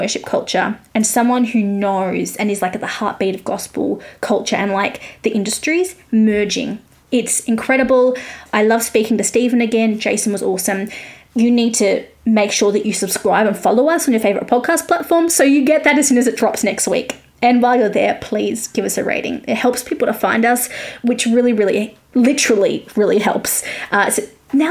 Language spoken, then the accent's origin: English; Australia; accent: Australian; I'm Australian